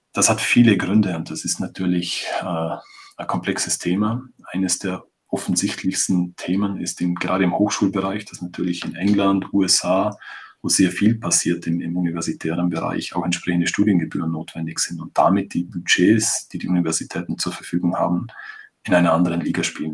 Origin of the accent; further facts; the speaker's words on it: Vorarlberg, Austria; bei uns in Vorarlberg